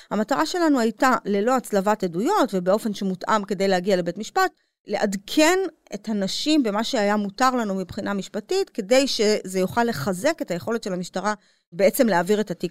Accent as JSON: {"language": "Hebrew", "country": "Israel", "tie": "born or raised there", "said": "אני גדלתי במין מקום אשכנזי אה, מרובע כזה, את יודעת, אה, אליטה ישראלית, אה, עם, של דוקטורים כזה."}